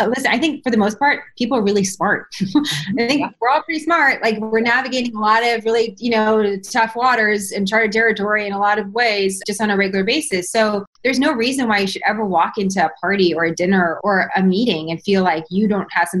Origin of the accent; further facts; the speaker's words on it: San Francisco, California, United States; moved away as an adult; also born or lived in New York City; I was born and raised in San Francisco